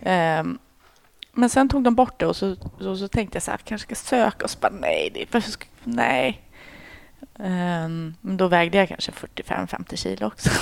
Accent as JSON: {"language": "Swedish", "area": "outside Uppsala", "region": "Uppsala County", "country": "Sweden", "tie": "born or raised there", "moved": "as an adult", "lives_now": "Stockholm, Sweden", "said": "Jag är mm. född i Stockholm, men sen är jag uppväxt i, utanför Uppsala."}